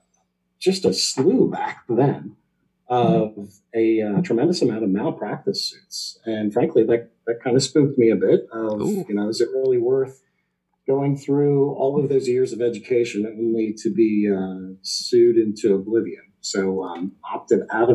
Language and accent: English; Greenhills, Ohio, United States; also born or lived in Appleton, Wisconsin; I am a local guy. Born and raised in Green Hills, just up the street from CPG